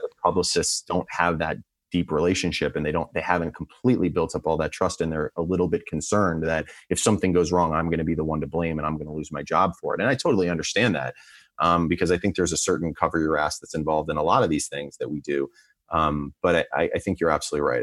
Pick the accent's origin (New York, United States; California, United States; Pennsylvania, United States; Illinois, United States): Pennsylvania, United States; Philadelphia; moved away as an adult; also born or lived in Lower Merion, Pennsylvania / Langhorne, Pennsylvania; I grew up in Lower Marion until I was about twelve, and then we moved up to Langhorne, which is in Lower Bucks County